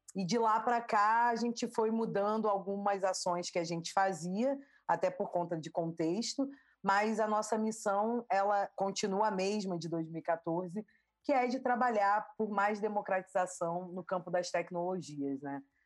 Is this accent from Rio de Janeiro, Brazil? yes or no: yes; Rio de Janeiro, Brazil; accent: carioca; Eu nasci no Rio de Janeiro